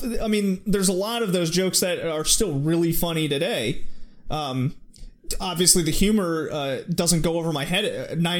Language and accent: English; Texas, United States; growing up in Texas, where like it's super conservative